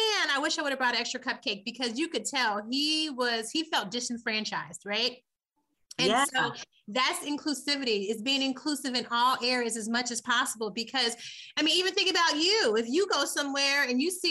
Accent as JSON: {"language": "English", "town": "Muncie", "region": "Indiana", "country": "United States", "moved": "yes", "lives_now": "Lansing, United States", "said": "I am from Muncie, Indiana, M-U-N-C-I-E"}